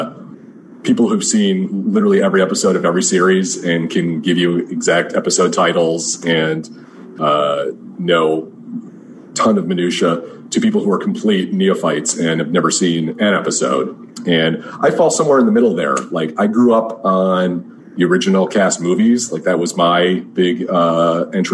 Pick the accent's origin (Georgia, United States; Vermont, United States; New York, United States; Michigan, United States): Michigan, United States; I grew up in Michigan